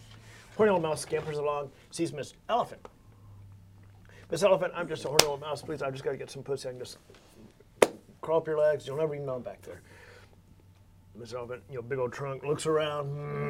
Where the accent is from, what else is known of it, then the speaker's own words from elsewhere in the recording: Fort Worth, Texas, United States; I'm from Fort Worth